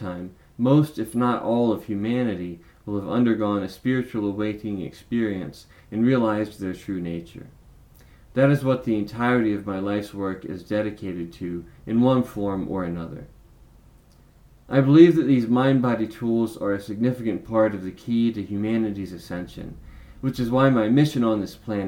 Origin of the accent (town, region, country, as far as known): the South, United States